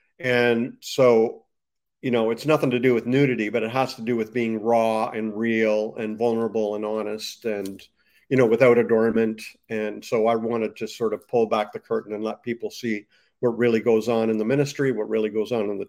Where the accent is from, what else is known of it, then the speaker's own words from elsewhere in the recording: Canada; I ended up going to a Pentecostal Bible college in the States. I'm from Canada, by the way, in the States.